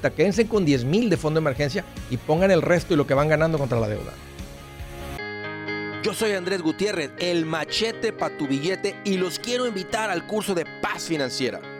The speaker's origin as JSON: {"language": "Spanish", "country": "Ecuador", "moved": "yes", "lives_now": "New York, United States", "said": "del Ecuador."}